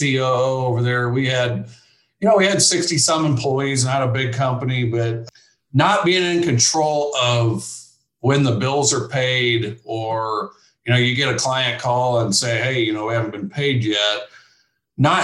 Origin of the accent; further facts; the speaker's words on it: Keokuk, Iowa, United States; moved away as an adult; now in Ames, United States; I grew up down in Southeast Iowa, and my dad ran a construction company